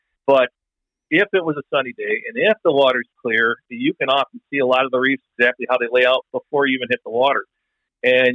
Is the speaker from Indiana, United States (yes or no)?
no; West Bend, Wisconsin, United States; I grew up in West Bend, Wisconsin, which is north of Milwaukee